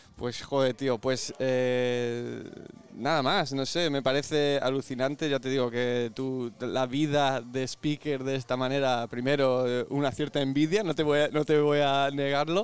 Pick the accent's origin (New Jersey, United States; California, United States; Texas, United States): California, United States; now in Spain; donde yo nací en California